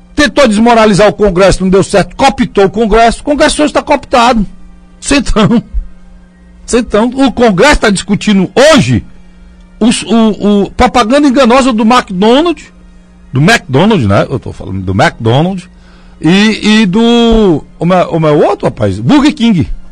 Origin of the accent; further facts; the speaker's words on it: Northeast Brazil, Brazil; nós somos discriminados aqui, como nordestinos